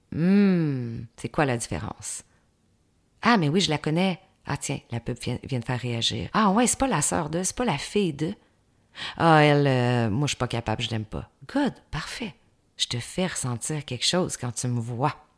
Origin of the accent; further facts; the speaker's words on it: Saint-Georges, Quebec, Canada; je viens de la ville de Saint-Georges-de-Beauce, une ville de 35 000 habitants